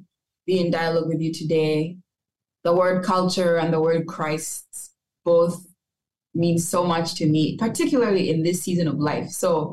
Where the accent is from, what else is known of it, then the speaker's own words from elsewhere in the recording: Kampala, Central Region, Uganda; first language English; moved away as an adult; also born or lived in Geneva, Illinois, United States; now in Chicago, United States; like to describe myself as Ugandan American, and what that means for me is that I was born in the United States, Geneva, Illinois, to be precise, and was raised in Uganda. I was born to Ugandan parents.